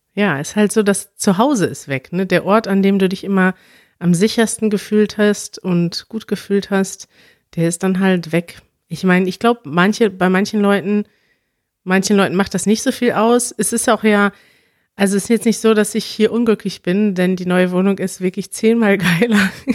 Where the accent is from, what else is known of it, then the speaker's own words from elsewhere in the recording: Münster, North Rhine-Westphalia, Germany; now in Berlin, Germany; in einer Stadt wie Münster bin, meiner Heimatstadt